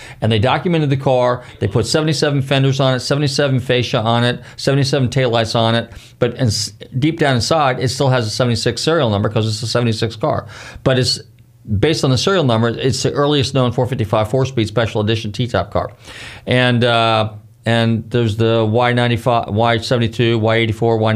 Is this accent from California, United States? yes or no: yes; Marin County, California, United States; moved away; I'm from Marin County